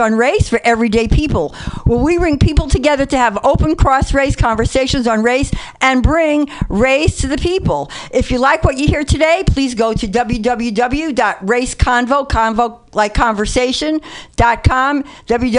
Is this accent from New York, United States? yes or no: yes; New York City, New York, United States; also born or lived in Oregon; now in Berkeley, United States; I'm a white Jewish woman from the Bronx and a baby boomer. I mean, I live in Berkeley, but you two know me, so you know I'm really from the Bronx